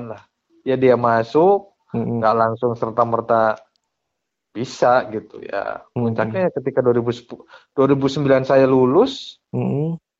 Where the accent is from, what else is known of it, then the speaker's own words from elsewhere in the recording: Pabuaran, Indonesia; cuma ketika punya anak kecil ya ngajarnya di daerah asal saya dulu gitu di Pabuaran